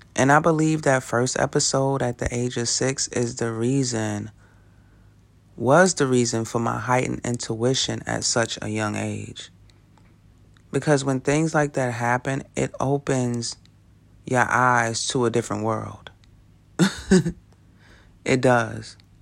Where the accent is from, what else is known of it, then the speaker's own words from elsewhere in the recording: New York City, New York, United States; I grew up in Brooklyn, New York, right in the middle of gang territory